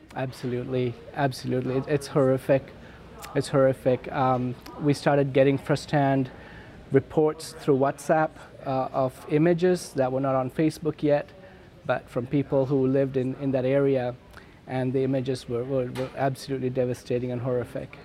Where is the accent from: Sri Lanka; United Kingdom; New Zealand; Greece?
Sri Lanka; Kandy, Central Province; also born or lived in Batticaloa; now in Vancouver, Canada; I couldn't live with them because of the ethnic war, I lived in, with my grandmother in Kandy